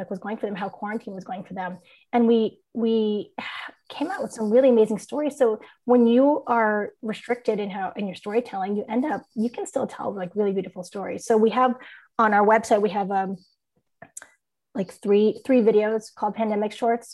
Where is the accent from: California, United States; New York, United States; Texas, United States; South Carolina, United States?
California, United States; San Diego; also born or lived in San Francisco Bay Area, California; now in San Diego, United States; I grew up in San Diego